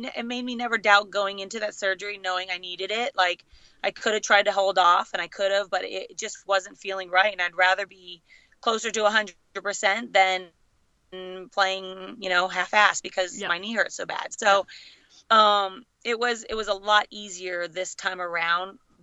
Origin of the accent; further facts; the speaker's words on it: Los Angeles, California, United States; being my hometown